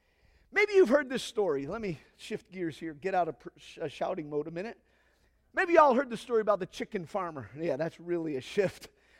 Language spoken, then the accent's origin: English; Nigeria; Now, some of y'all know that I grew up in Nigeria. And I was growing up in Nigeria and learning the culture. I was basically a Nigerian.